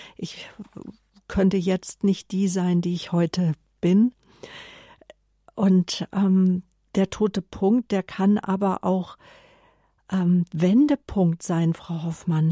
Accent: Germany; bei uns in Deutschland

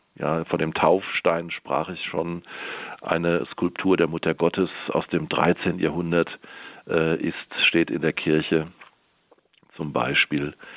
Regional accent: Ober-Wöllstadt, Hesse, Germany; moved away as an adult; also born or lived in Hilden, North Rhine-Westphalia / Mainz / Darmstadt; now in Heppenheim, Germany; dann bin ich aufgewachsen in der Wetterau

